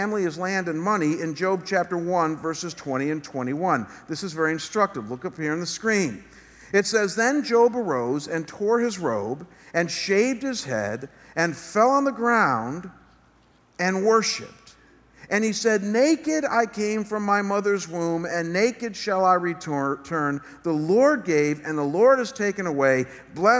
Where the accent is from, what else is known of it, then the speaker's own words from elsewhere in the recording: United States; our government here in America